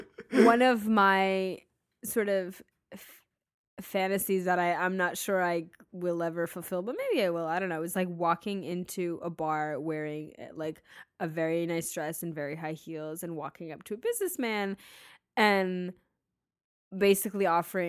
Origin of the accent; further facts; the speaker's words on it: Boston, Massachusetts, United States; I'm from Boston.